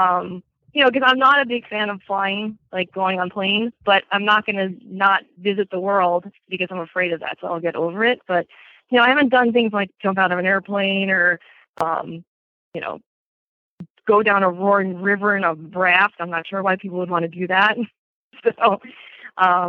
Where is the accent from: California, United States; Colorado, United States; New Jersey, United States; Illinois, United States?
New Jersey, United States; Bergen County; accent: Jersey; also born or lived in Morris County, New Jersey; I was born in Bergen County and we moved to Morris County when I was about 10